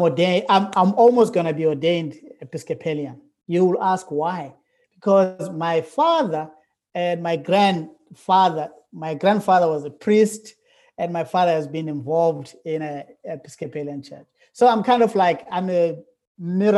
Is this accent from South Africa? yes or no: yes; South Africa; moved away as an adult; now in Wake Forest, United States; I'm from South Africa. I was born in South Africa, and I lived there for like 40 years.